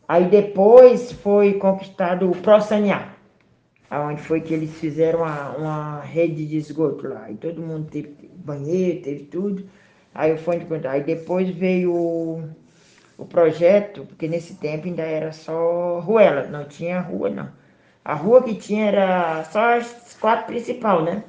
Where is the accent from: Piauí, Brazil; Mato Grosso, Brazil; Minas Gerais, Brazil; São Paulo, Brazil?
Piauí, Brazil; moved away as an adult; also born or lived in Porto Alegre; now in Florianópolis, Brazil; eu sou natural do Nordeste, Piauí, Barra se chama a cidade onde mora minha família